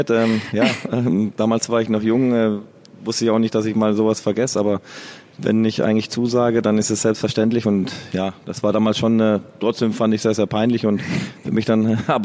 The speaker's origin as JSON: {"language": "German", "region": "Southern Germany", "country": "Germany", "lives_now": "Bochum, Germany", "said": "ich kam ja aus, ursprünglich aus dem Süden oder komme aus dem Süden, wo meine, meine meine Heimat ist. Und äh, Bochum ist ja meine, meine Heimat geworden."}